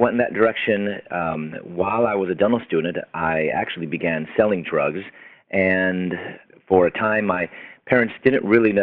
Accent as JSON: {"language": "English", "town": "Chicago", "region": "Illinois", "country": "United States", "also_born_or_lived": "Louisville, Kentucky", "moved": "yes", "said": "I'm from Chicago, and I was going to dental school in Louisville, Kentucky"}